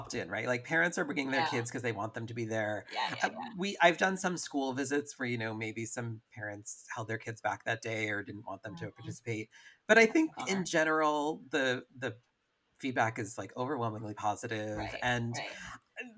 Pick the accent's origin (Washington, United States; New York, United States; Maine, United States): New York, United States; upstate; also born or lived in San Francisco; now in Los Angeles, United States; I grew up in upstate New York, and then I moved to San Francisco, and then I moved back, and then I moved to LA.